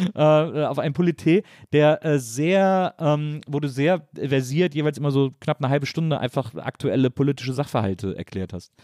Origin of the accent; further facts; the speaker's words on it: Wesseling, North Rhine-Westphalia, Germany; Ich bin ja in Wesseling aufgewachsen